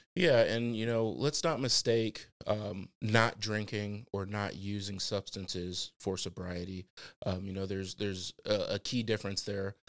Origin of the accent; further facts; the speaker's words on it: Fort Wayne, Indiana, United States; born and raised in the Fort Wayne area